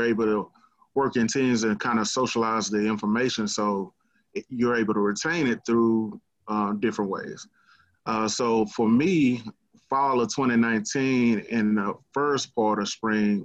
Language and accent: English; Dallas, Texas, United States; Born and raised Dallas, Texas, from Southeast Oak Cliff